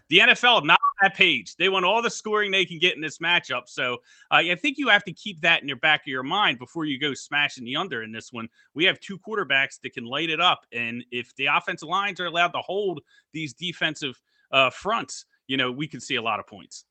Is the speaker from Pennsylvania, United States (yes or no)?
yes; Philadelphia, Pennsylvania, United States; I'm from Philadelphia